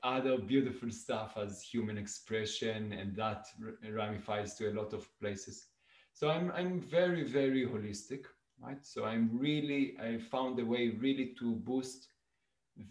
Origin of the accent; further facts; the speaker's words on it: Israel; moved away as an adult; also born or lived in Italy; now in Saskatoon, Canada; I was born in Israel about 43 years ago.